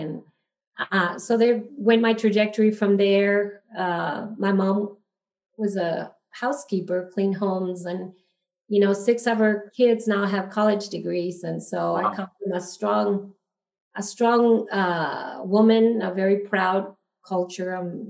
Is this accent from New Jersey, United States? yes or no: no; El Paso, Texas, United States; also born or lived in Juarez, Mexico; Well, I grew up in El Paso, Texas. So I'm fully bilingual, fully bicultural. I actually grew up in Juarez my first 10 years of school.